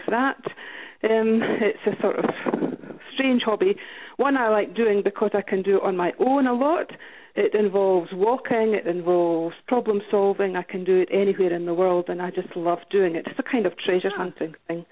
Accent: Scotland, United Kingdom; moved away as an adult; now in Brisbane, Australia; Originally, I'm from Scotland. That's where I was born and raised and educated.

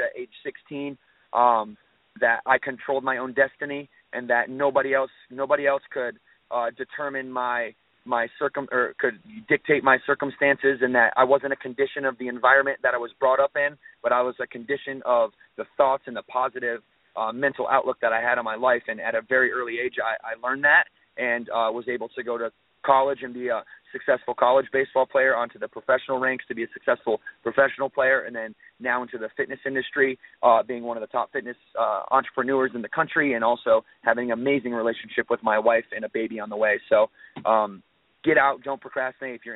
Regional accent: Battle Creek, Michigan, United States; now in Huntersville, United States; I came from a background from Battle Creek, Michigan

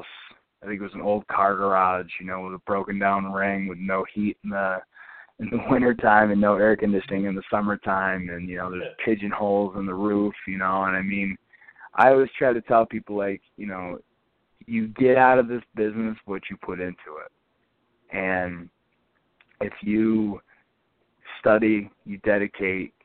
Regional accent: Binghamton, New York, United States; my hometown of Binghamton

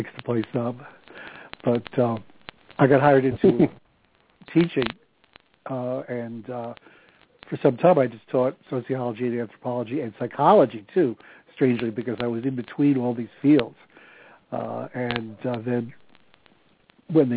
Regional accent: New York City, New York, United States; moved away as an adult; also born or lived in New Jersey; now in upstate New York, United States; After a lifetime of living in New York, we moved to our summer place in upstate New York

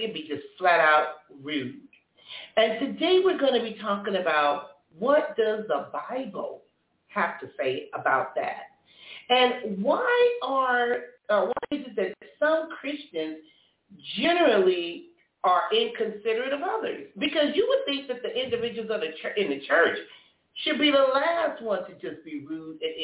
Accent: Compton, California, United States; I was growing up in Compton

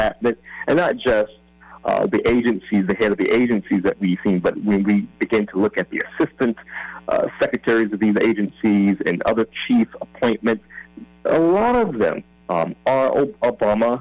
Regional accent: Georgia, United States; my home state of Georgia

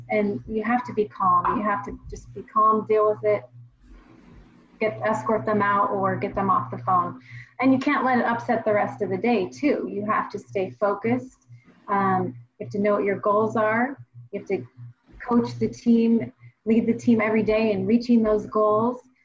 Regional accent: Washington, United States; I'm from the Northwest, born and raised here in Washington State

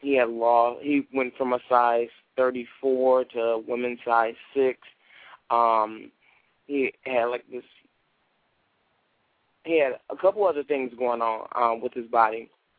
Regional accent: Chicago, Illinois, United States; Okay, I grew up in on the south side of Chicago, and I had a rough childhood because my community wasn't one of the best communities.

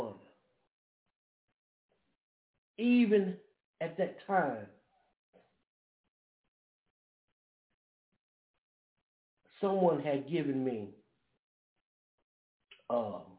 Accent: Brookhaven, Mississippi, United States; moved away; also born or lived in Springfield, Massachusetts; We're from Brookhaven, Mississippi

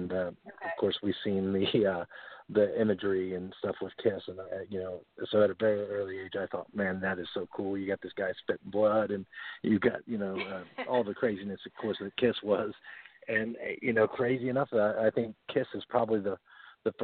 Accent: Portsmouth, Ohio, United States; I grew up in Portsmouth, Ohio. So I've pretty much been here most of my life.

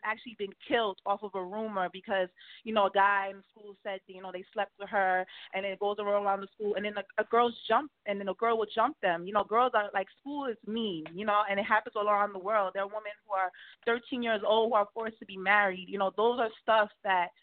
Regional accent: New York City, New York, United States; I was raised in Brooklyn, New York, but my father is from Trinidad, and my mom's from Trinidad

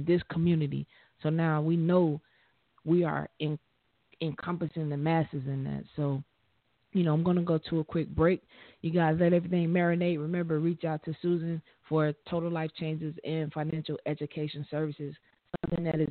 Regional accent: Liberia; I'm from Liberia

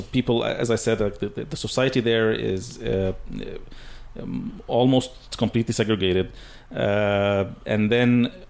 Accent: Egypt; also born or lived in Saudi Arabia; now in Canada

